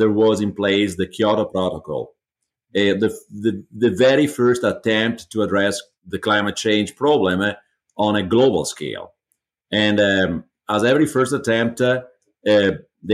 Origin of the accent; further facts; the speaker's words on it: Italy; moved away as an adult; also born or lived in Switzerland / Germany / China; now in United States; I'm originally from Italy. I moved internationally.